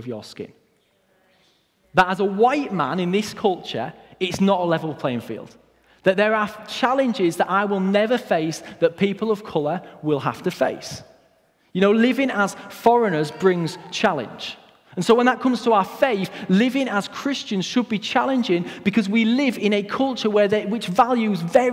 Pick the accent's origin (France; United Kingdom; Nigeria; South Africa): United Kingdom; Hull, Yorkshire and the Humber; My family moved to Hull when I was very young